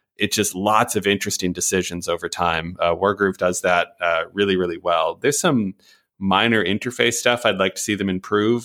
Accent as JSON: {"language": "English", "country": "Canada", "said": "as a Canadian"}